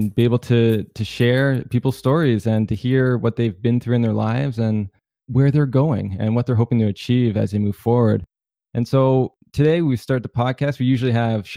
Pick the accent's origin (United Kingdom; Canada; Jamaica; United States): Canada; I'm from Canada